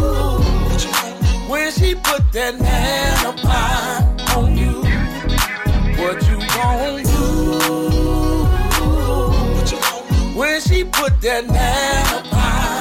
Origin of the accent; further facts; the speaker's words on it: Moorhead, Mississippi, United States; It was 1995, down in my hometown of Moorhead, Mississippi.